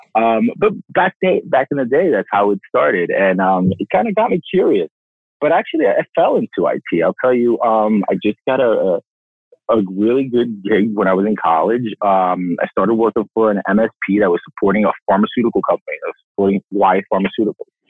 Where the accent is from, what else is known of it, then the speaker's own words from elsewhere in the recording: New York City, New York, United States; also born or lived in Nairobi; born and raised in Brooklyn